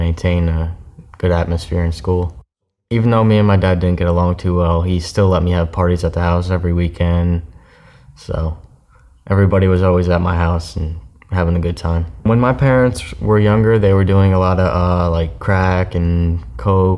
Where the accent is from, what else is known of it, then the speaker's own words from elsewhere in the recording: Newburgh, New York, United States; moved away; also born or lived in Florida; I was born in Newburgh, New York.